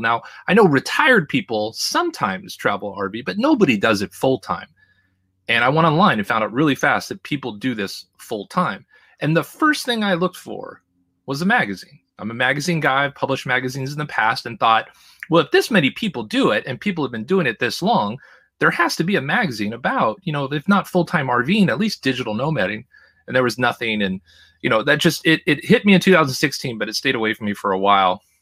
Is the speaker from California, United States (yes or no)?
yes; Los Angeles, California, United States; moved away as an adult; also born or lived in Seattle / Boston / New York / Idaho; I was born in Seattle, I learned to talk in Boston, walk in New York, and run in Los Angeles, and I spent the majority of my, at the time, forty-four years, probably, I don't know, at least forty of them in the L A, Orange County area